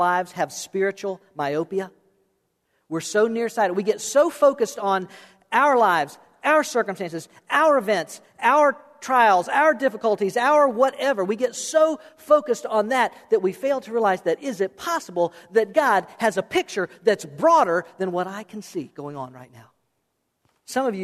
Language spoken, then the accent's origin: English; South Florida, United States; also born or lived in Okeechobee; I was born and raised in South Florida